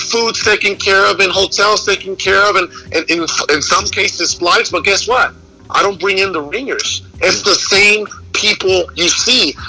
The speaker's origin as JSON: {"language": "English", "town": "Guaymas", "region": "Sonora", "country": "Mexico", "tie": "born or raised there", "moved": "yes", "lives_now": "Phoenix, United States", "said": "I was born in Mexico, right? I was born into poverty."}